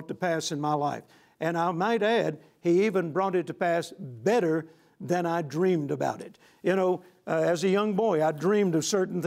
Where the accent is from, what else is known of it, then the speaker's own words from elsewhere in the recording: Shreveport, Louisiana, United States; came to Shreveport, Louisiana, my hometown